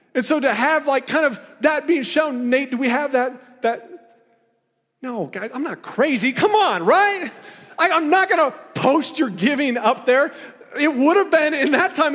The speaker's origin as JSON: {"language": "English", "region": "Iowa", "country": "United States", "moved": "yes", "lives_now": "Missouri, United States", "said": "I'm from Iowa, you know, I went to Iowa State"}